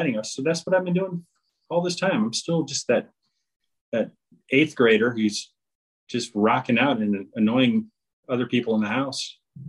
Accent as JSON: {"language": "English", "town": "Berkeley", "region": "California", "country": "United States", "tie": "born or raised there", "said": "I grew up in the Berkeley, Oakland area, and I went to Cal Berkeley"}